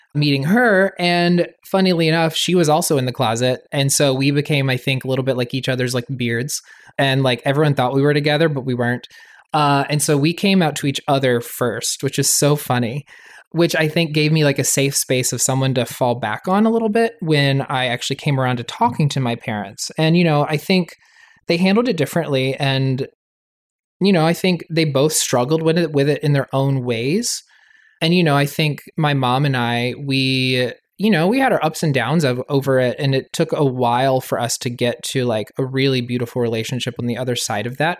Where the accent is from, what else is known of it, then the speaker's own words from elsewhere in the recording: Raleigh, North Carolina, United States; moved away as an adult; also born or lived in New York; growing up in North Carolina, in a Southern Baptist community